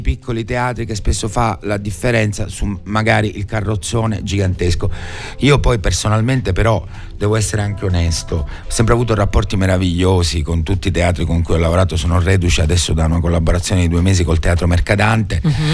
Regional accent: San Giuseppe Jato, Sicily, Italy; moved away as an adult; also born or lived in Rome, Italy; now in Palermo, Italy; la mia provenienza, che è quella di un certo. piccolo paesino, io sono di San Giuseppe Iato, in provincia di Palermo

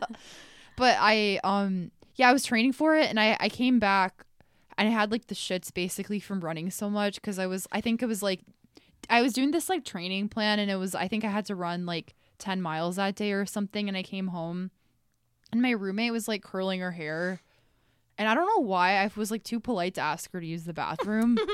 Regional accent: Iowa, United States; I'm from Iowa

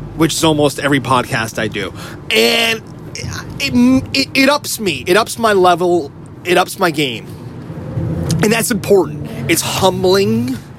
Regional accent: New Jersey, United States; moved away; also born or lived in New York; I grew up in North Jersey

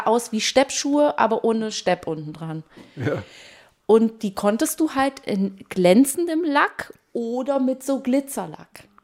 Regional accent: East Germany, Germany; ich komme auch aus dem Osten

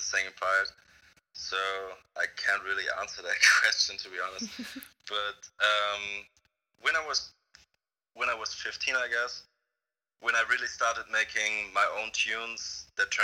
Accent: Mannheim, Baden-Württemberg, Germany; I'm from Baden-Württemberg, and that's, I'm from Mannheim

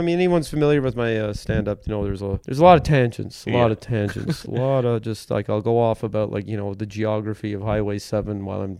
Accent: Metcalf, Ontario, Canada; it's where I grew up, is Metcalf. But I was, I mean, technically, I was born in Winchester, Ontario, which is about 15 minutes farther south of Metcalf.

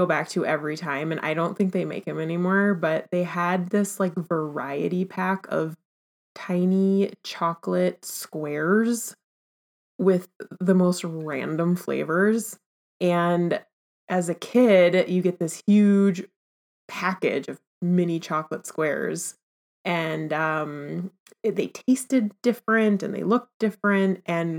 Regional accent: Minneapolis, Minnesota, United States

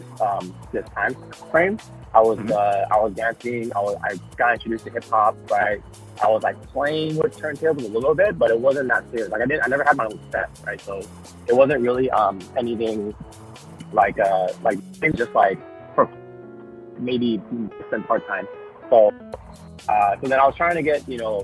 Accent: Fremont, California, United States; also born or lived in San Jose / Oakland; now in San Mateo, United States; I was born and raised in Fremont, Union City area.

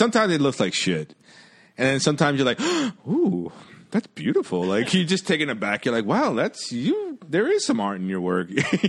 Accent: New York City, New York, United States; I was born in Jamaica, Queens, and yeah, I think I was like one or two. Yeah. Yeah, like I grew up, that's the house that I grew up in.

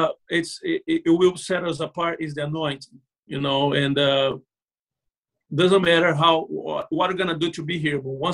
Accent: Brazil; English is a second language; moved away as an adult; now in Florida, United States; I learned English in Brazil, and I came here

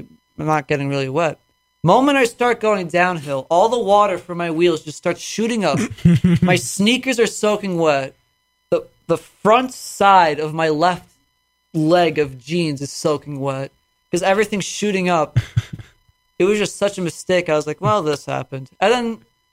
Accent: Glen Head, New York, United States; I'm from Long Island

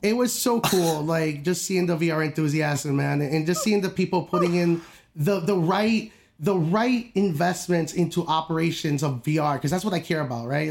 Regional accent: upstate New York, United States; I'm from New York, I'm from upstate

